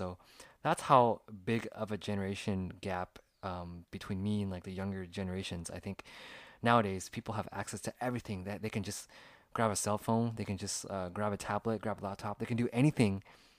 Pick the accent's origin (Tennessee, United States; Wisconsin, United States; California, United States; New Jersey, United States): California, United States; I'm 33 now, and I was born in the year 1986. So when I grew up in California, when I was around the ages of like 5, 6 to 10, I didn't really have any cell phones.